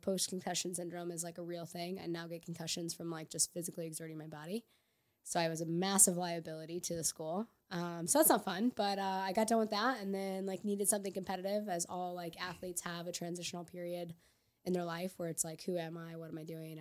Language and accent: English; Edwardsville, Illinois, United States; now in St. Louis, United States; I'm from Edwards, Illinois, just across the river from Saint Louis, so not far